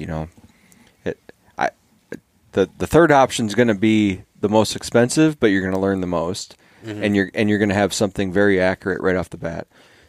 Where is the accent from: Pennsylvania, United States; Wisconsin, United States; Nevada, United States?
Wisconsin, United States; also born or lived in Escanaba, United States; I grew up there in Wisconsin.